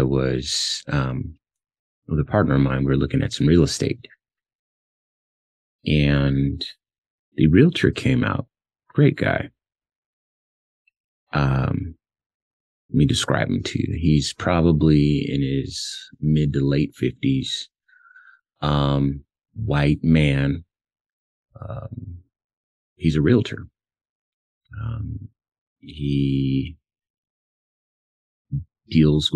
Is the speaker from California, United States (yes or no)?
yes; Compton, California, United States; I'm from Compton, California, and I was born in the 80s